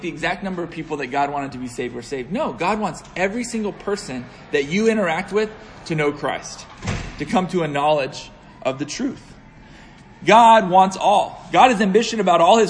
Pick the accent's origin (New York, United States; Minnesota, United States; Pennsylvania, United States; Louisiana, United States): Pennsylvania, United States; Pittsburgh; also born or lived in Northern Virginia; I hail from Pittsburgh, Pennsylvania